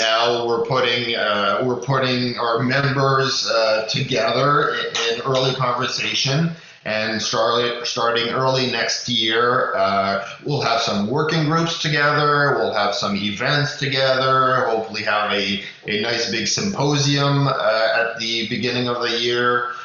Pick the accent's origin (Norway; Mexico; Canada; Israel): Canada; as Canadian